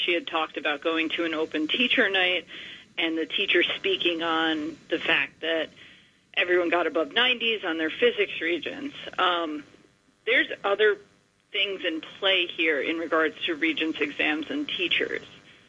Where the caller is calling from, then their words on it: New York City, New York, United States; Okay. I'm calling from Queens.